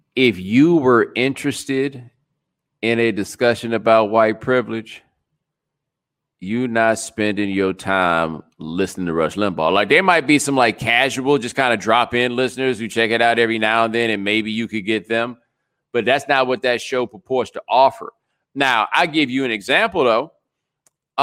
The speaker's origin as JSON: {"language": "English", "region": "Texas", "country": "United States", "said": "I am from Texas"}